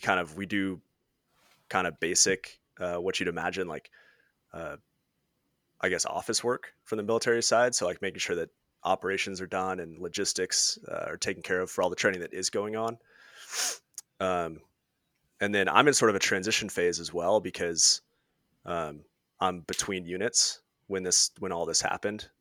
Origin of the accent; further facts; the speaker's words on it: Washington, United States; I'm from Washington State.